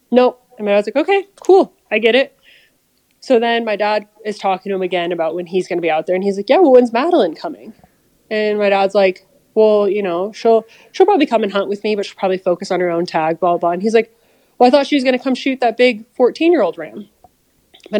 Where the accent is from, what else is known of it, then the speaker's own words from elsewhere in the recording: Colorado, United States; growing up in Colorado